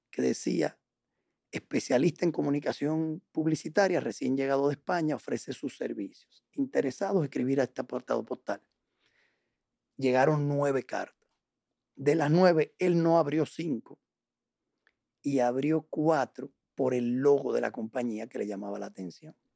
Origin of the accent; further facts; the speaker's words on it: La Paz, Bolivia; born there; Yo nací en La Paz.